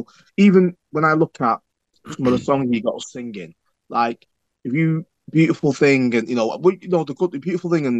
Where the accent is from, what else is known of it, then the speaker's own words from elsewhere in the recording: England, United Kingdom; We're not American, we're English